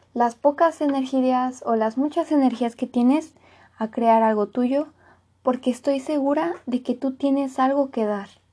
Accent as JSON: {"language": "Spanish", "country": "Mexico", "said": "soy de México"}